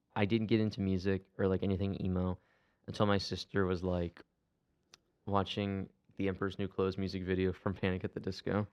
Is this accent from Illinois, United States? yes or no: no; Akron, Ohio, United States; I'm from Akron